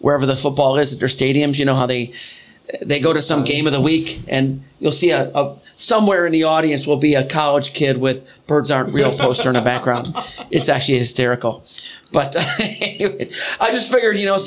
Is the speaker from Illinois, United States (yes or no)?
yes; Chicago, Illinois, United States; I grew up in Chicago